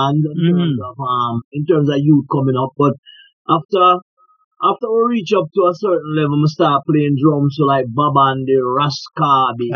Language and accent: English; Spanish Town, Saint Catherine, Jamaica; also born or lived in Santa Cruz, St. Elizabeth; I was born and raised in Spanish Town